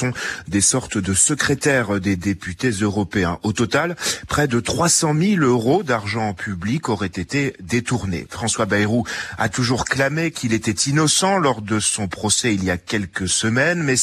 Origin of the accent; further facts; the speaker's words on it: Senegal; Nous, en tant que Sénégalais, nous sommes actuellement fatigués.